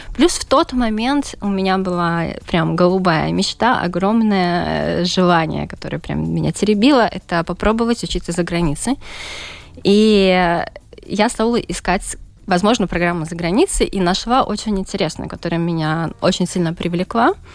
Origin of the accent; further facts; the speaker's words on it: Daugavpils, Latgale, Latvia; я родом из Даугавпилса